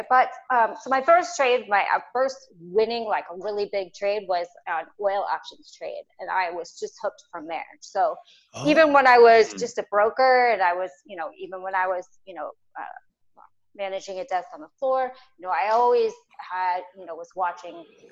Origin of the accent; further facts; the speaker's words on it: St. Louis, Missouri, United States; moved away as an adult; also born or lived in Los Angeles, California / Chicago, Illinois; I'm from the Midwest. So I'm from Missouri